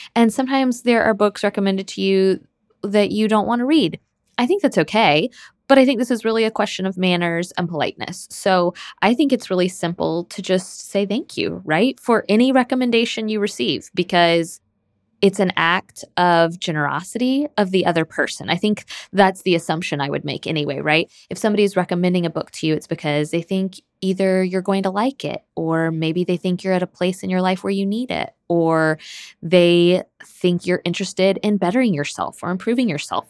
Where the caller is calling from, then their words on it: Michigan, United States; I'm calling from Michigan.